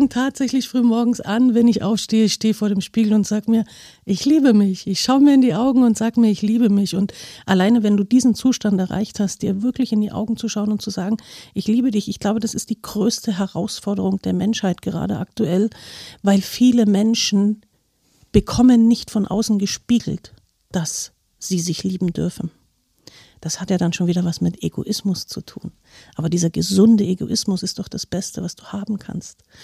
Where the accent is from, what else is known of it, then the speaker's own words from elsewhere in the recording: East Germany, Germany; Ich war früher ähm, sehr lange in DDR-Zeit, also ich bin aus der DDR, war ich Leistungssportlerin